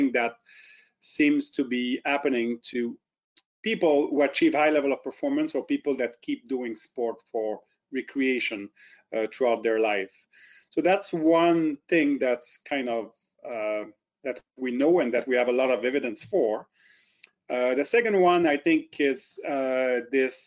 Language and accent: English; Drummondville, Quebec, Canada; accent: French; first language French; English is a second language; moved away as an adult; also born or lived in Ottawa / St. Catharines; now in Kingston, Canada; I am French-Canadian, born in Drummondville near Montreal. Grew up in Drummondville, and then at about 18 years old, I moved to Ottawa